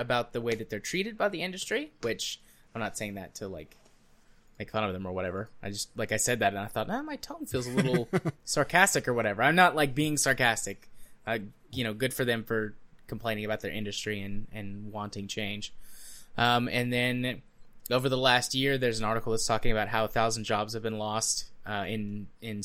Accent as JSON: {"language": "English", "country": "United States", "said": "as an American"}